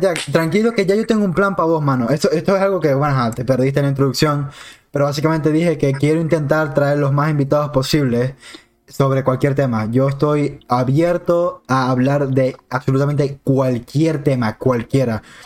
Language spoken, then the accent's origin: Spanish; Maracaibo, Zulia, Venezuela; somos todos maracuchos